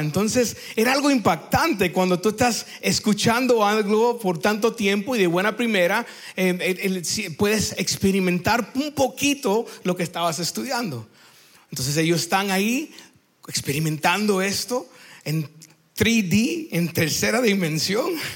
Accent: United States; Spanish is a second language; also born or lived in Cuba (ancestry) / Peru; now in Lima, Peru; yo soy cubano de descendencia, pero nacido en los Estados Unidos, entonces a veces mi, mi Spanish no es good looking

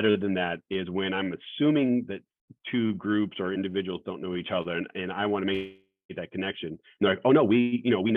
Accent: West Valley, Arizona, United States; also born or lived in Goodyear, Arizona; I grew up in the West Valley

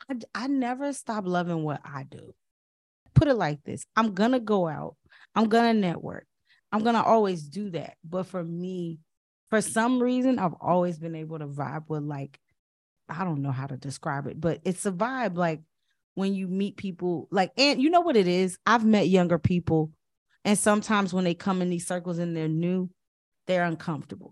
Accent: Chicago, Illinois, United States; I also was from the West Side

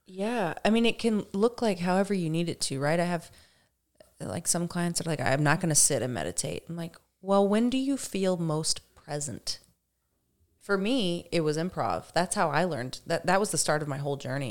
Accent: Dickson, Tennessee, United States; moved away; I grew up outside of Nashville, about twenty minutes outside of Nashville in a very small, pretty poor town called Dixon

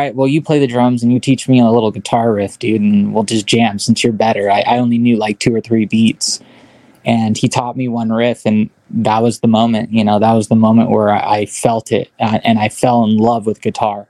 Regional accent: Lake Elsinore, California, United States; I was born and raised pretty much in Lake Elsinore

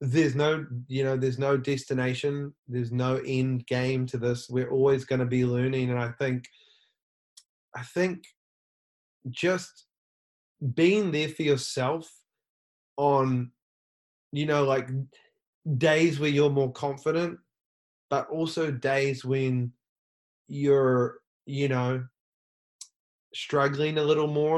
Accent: New Zealand; now in Los Angeles, United States; I'm from New Zealand. I live in Los Angeles.

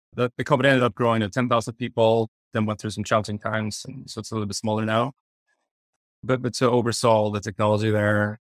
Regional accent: Sweden; moved away as an adult; also born or lived in Stockholm / Berlin; now in New York, United States; I, I grew up in Sweden

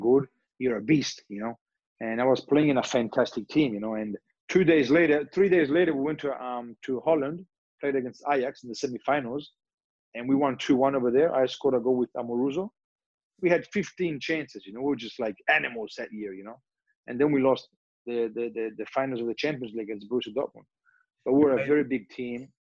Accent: Australia; moved away; also born or lived in Turin, Italy; I grew up in Australia

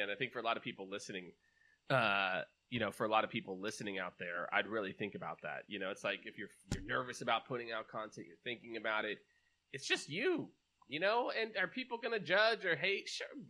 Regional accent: Kansas City, United States; also born or lived in New York; now in Austin, United States; I'm originally from Kansas City

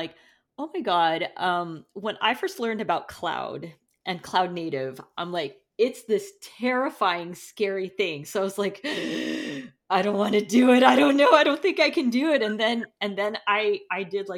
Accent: Canada; first language Portuguese; English is a second language; also born or lived in Brazil; I'm from Brazil, but I grew up most of, like, I've been in Canada since I was 10

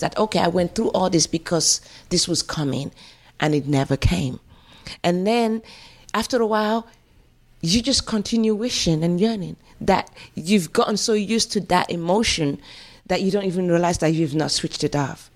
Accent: London, United Kingdom; accent: African; also born or lived in Nigeria / England (born); I remember being in South London. I lived, I grew up in Stockwell.

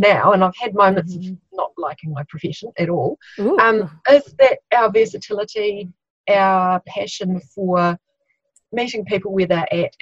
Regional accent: Christchurch, Canterbury, New Zealand; I'm from Christchurch, New Zealand.

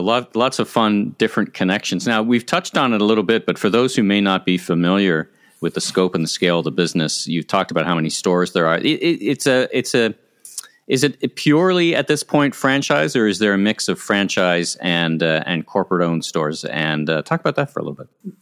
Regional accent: Ottawa, Ontario, Canada; I grew up in Ottawa

